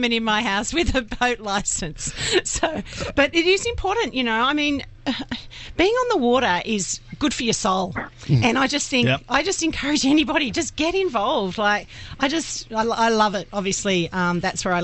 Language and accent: English; Summerland Point, New South Wales, Australia; I grew up in Summerland Point